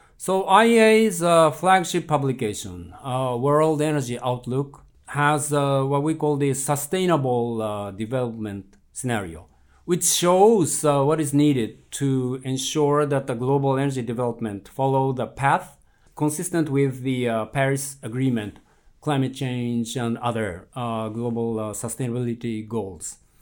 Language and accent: English; Japan; moved away; in my home country, Japan